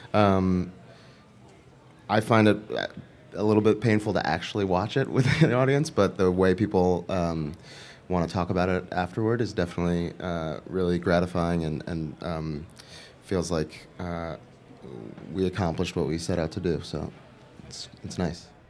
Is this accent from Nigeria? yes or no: no; New York, United States; also born or lived in Los Angeles; I'm from New York